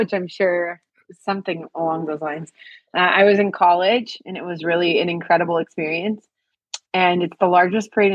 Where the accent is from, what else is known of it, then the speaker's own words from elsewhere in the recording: Turlock, California, United States; moved away as an adult; also born or lived in Los Angeles, United States / Bakersfield, United States / Sacramento, United States; I was born there, that I was raised there